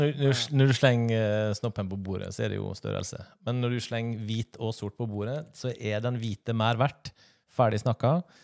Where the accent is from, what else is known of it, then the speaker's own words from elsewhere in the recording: Sunnmøre, Møre og Romsdal, Norway; accent: Sunnmøre dialect; Som vi sier på Sunnmøre. Oss sier på Sunnmøre